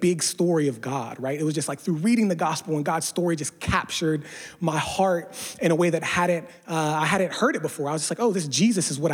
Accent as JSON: {"language": "English", "region": "Pennsylvania", "country": "United States", "tie": "born or raised there", "moved": "yes", "lives_now": "San Diego, United States", "said": "I'm from a small Rust Belt town in Pennsylvania"}